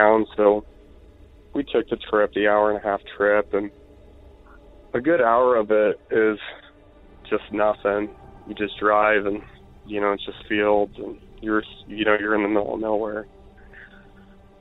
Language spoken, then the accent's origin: English; Iowa, United States; I'm from Iowa.